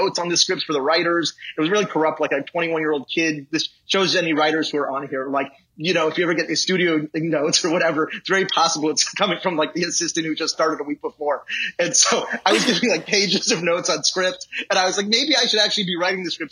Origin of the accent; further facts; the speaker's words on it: Los Angeles, California, United States; I grew up in Los Angeles